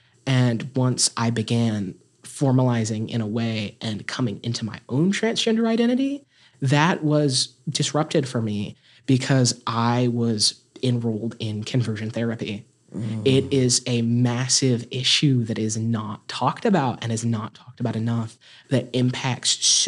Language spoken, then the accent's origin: English; Appalachia, United States; I am not only a transgender activist, I am an Appalachian activist, and I'm an activist for Southern people.